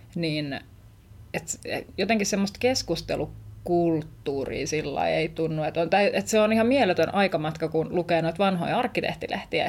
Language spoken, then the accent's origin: Finnish; Vantaa, Uusimaa, Finland; oon kasvanut Vantaalla, jos suurta kotiseuturakkautta tunnen kyllä, kyllä Tikkurillaan